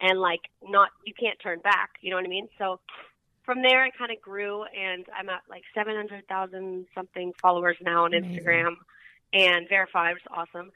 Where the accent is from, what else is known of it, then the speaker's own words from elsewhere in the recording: Malibu, California, United States; also born or lived in Hana, Maui, Hawaii; I grew up in Malibu, and I lived in Hana, Maui for a while.